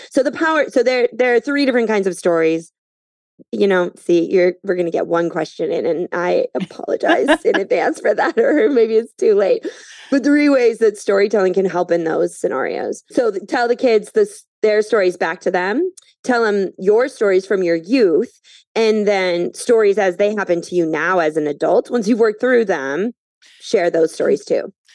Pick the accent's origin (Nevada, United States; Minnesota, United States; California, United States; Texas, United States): Minnesota, United States; moved away as an adult; also born or lived in Phoenix, Arizona; now in New York City, United States; I grew up in Minnesota